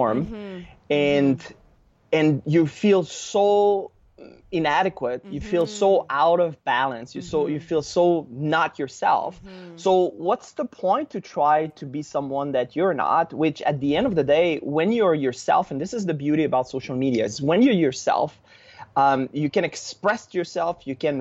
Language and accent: English; Canada; now in Mexico; I'm Canadian, when I go back home